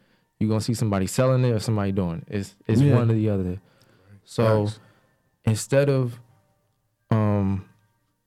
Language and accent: English; Montclair, New Jersey, United States; I'm from Montclair